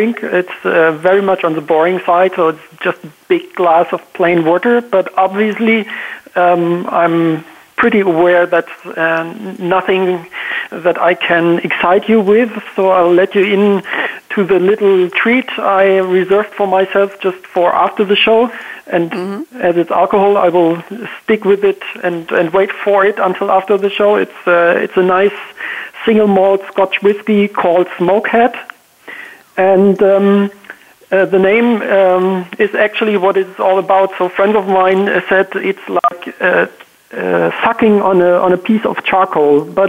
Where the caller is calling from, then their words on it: Walldorf, Baden-Württemberg, Germany; I'm calling in from Germany, actually, Waldorf, the SAP headquarters.